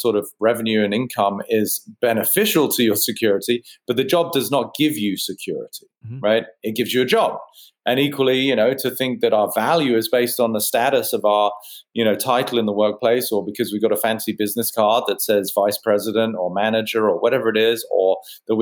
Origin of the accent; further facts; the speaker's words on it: United Kingdom; I'm a mind architect and I'm British